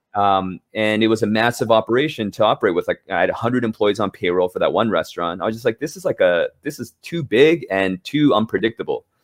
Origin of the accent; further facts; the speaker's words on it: Los Angeles, California, United States; moved away as an adult; now in New York City, United States; I grew up in Southern California, um, L A specifically.